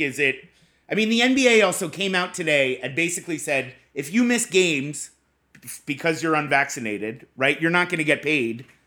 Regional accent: Boston, Massachusetts, United States; I'm from Boston

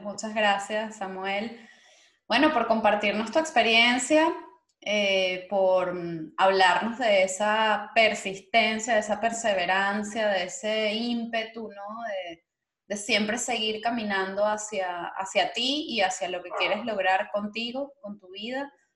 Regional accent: Venezuela; moved away; nuestro país, a nuestra, bueno, Venezuela

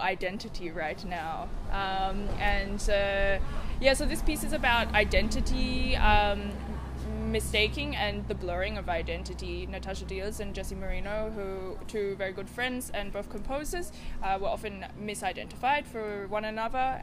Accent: Sydney, New South Wales, Australia; now in Basel, Switzerland; I am from Australia originally, Sydney, Australia. Um, Gadigal land, um, indigenous country, um, and I currently live in Basel.

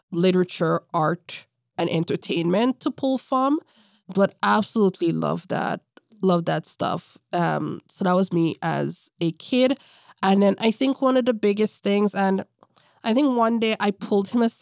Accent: Toronto, Ontario, Canada; As a little kid growing up in Toronto, I remember I did a summer camp at Davenport, Perth, and he was working there.

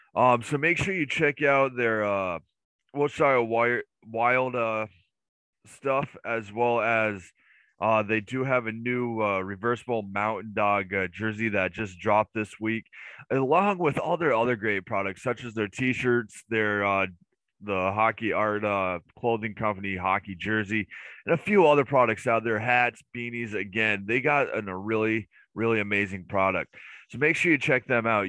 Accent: United States; me being an American

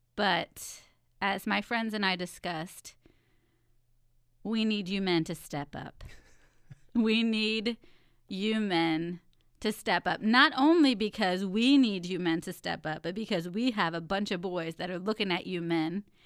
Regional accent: Texas, United States; I was born in Texas where it's hot

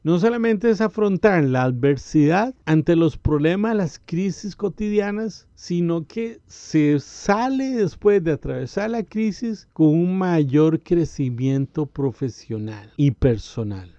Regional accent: Costa Rica; En mi país, Costa Rica

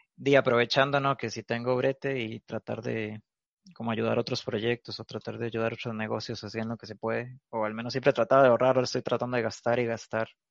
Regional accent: Cañas, Guanacaste, Costa Rica; now in Alajuela, Costa Rica; yo soy de Cañas, de Guana, pero ya tengo como unos cinco años. Bueno, es que mi familia es como de Alajuela y a mí como que me fueron a criar al campo

